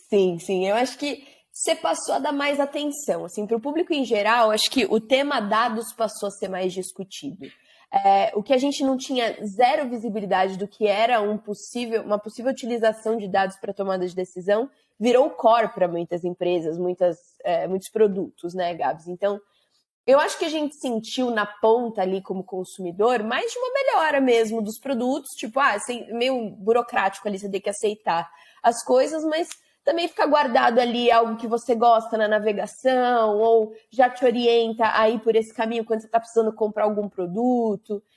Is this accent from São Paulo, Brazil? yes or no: yes; São Paulo, Brazil; sou nascida e criada em São Paulo